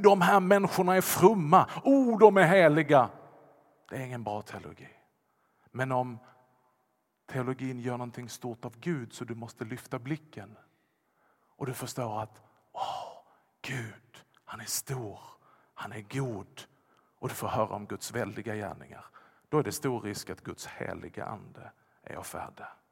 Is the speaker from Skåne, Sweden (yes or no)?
yes; Vollsjö, Skåne, Sweden; accent: Scanian; first language Swedish; jag talar ju skånska. Jag kan tala ännu värre skånska om jag bara lägger till. Jag har växt upp i Vollsjö.